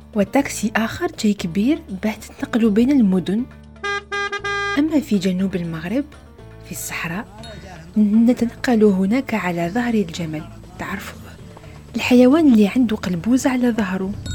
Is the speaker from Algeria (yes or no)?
yes; Algeria; بلدي الجزائر